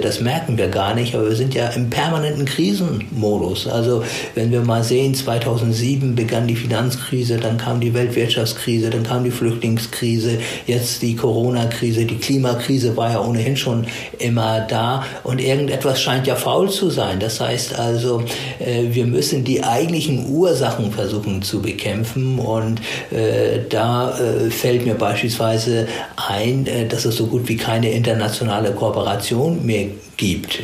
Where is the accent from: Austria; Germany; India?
Germany; bei uns in Deutschland